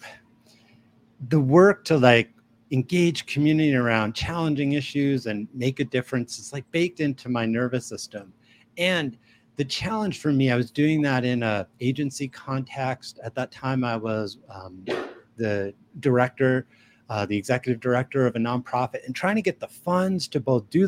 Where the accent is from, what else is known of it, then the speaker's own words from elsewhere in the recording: New York City, New York, United States; now in Albuquerque, United States; I'm originally from New York City. I'm a New York Jew, but I've been in New Mexico. I live in Albuquerque, New Mexico since 1993